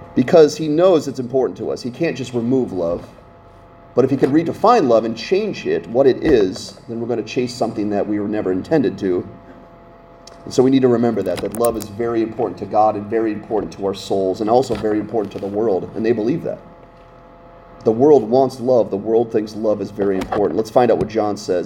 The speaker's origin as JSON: {"language": "English", "town": "Scranton", "region": "Pennsylvania", "country": "United States", "tie": "born or raised there", "moved": "yes", "lives_now": "Littleton, United States", "said": "we only lived two hours from New York City growing up in Scranton, Pennsylvania"}